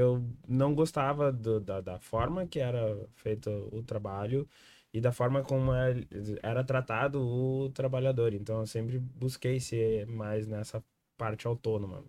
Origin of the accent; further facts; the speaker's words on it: Viamão, Rio Grande do Sul, Brazil; Nós somos de Viamão